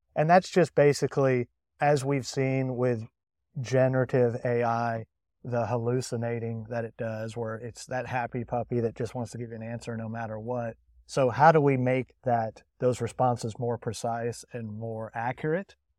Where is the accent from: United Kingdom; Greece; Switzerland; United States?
United Kingdom; England; as an English citizen